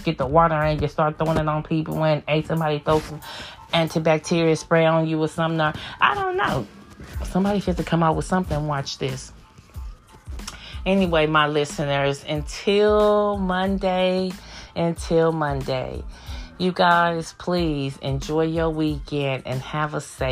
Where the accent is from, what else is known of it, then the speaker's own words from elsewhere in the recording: California, United States; I'm a Californian